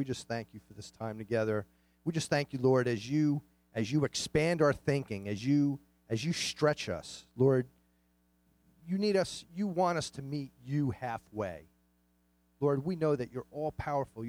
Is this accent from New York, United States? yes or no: yes; New York City, New York, United States; I grew up in Queens, New York